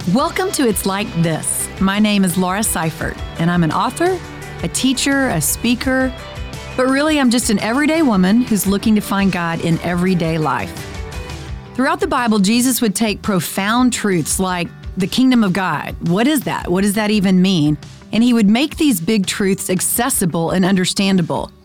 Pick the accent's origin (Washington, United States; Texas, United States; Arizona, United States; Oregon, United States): Texas, United States; Friendswood; I'm on the school board in my hometown, Friendswood, Texas